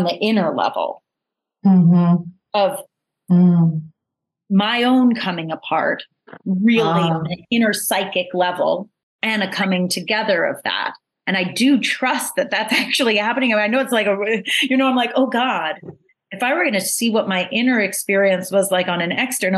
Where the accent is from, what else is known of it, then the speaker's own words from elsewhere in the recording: New York, United States; I thought I was like an open-minded world traveled New Yorker